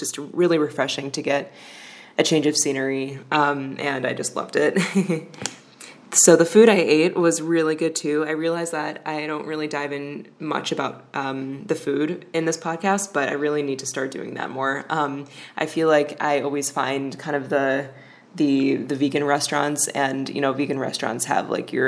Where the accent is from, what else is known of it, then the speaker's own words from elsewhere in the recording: Chicago, Illinois, United States; now in Yerevan, Armenia; I'm from Chicago